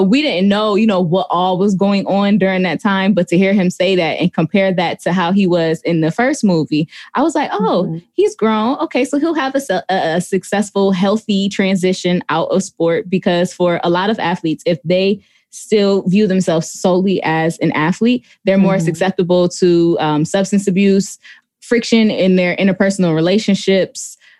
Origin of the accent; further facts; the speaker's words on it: Buffalo, New York, United States; my hometown, because all of the football scenes were filmed at the Buffalo Bills facilities.